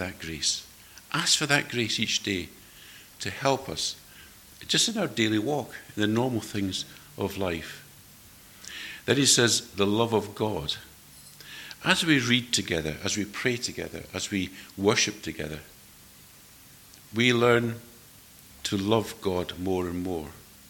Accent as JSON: {"language": "English", "town": "Edinburgh", "region": "Scotland", "country": "United Kingdom", "tie": "born or raised there", "moved": "yes", "said": "I was brought up in Edinburgh, and Edinburgh people have a reputation for being rather cool"}